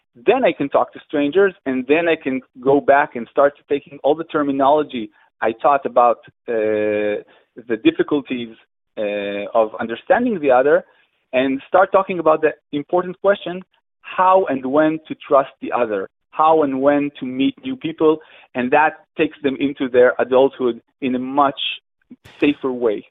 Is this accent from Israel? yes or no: yes; Israel; I'm from Israel